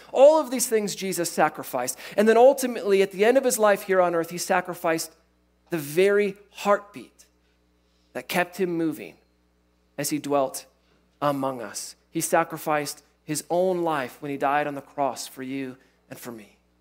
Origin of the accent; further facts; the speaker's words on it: Iowa, United States; I grew up in Iowa